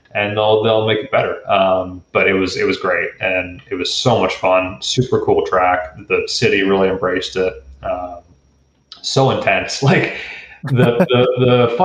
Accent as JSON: {"language": "English", "town": "Stouffville", "region": "Ontario", "country": "Canada", "tie": "born or raised there", "said": "I'm from Stouffville, Ontario, and Goodwood Kartways is where I started out, and they were, you know, 15 minutes from our house growing up"}